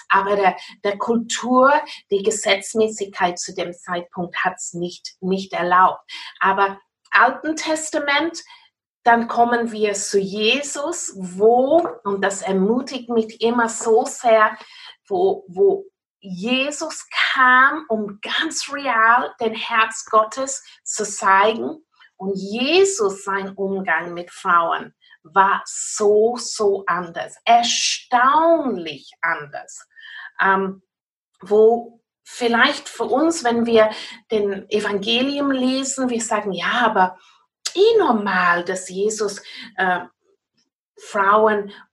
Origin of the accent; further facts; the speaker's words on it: South West England, United Kingdom; German is a second language; now in Austria; wie ihr merkt von meiner Akzent, ich bin kein wirklich Österreicherin. Äh, ich stamme aus Großbritannien, Cornwall, um ganz genau zu sein, aber ich werde wirklich mein Bestes tun, um jetzt gute Deutsch zu sprechen.